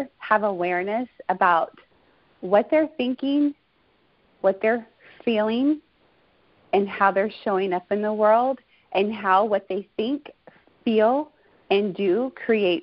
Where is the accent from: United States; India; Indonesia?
United States; Houston, Texas; now in California, United States; I come from Houston, Texas, born and raised